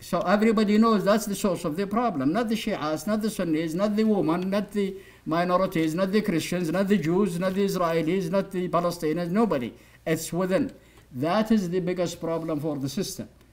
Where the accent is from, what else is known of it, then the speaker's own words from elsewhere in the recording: Saudi Arabia; now in United States; when I was growing up in Saudi Arabia